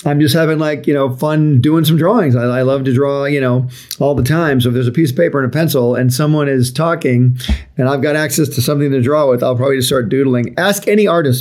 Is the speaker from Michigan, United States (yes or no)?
yes; Highland Park, Michigan, United States; I was born in Highland Park, Michigan, which is near Detroit